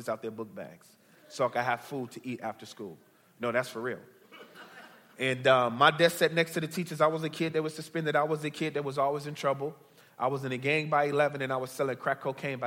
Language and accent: English; Chicago, Illinois, United States; I'm originally from Chicago, born and bred. I grew up on the south side of Chicago